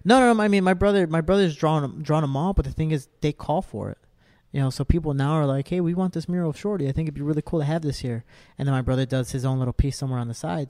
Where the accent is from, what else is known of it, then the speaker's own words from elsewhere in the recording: Cicero, Illinois, United States; I'm a kid from Cicero.